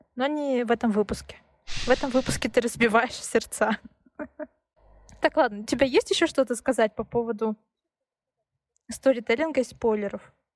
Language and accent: Russian; Siberia, Russia; я родилась в Сибири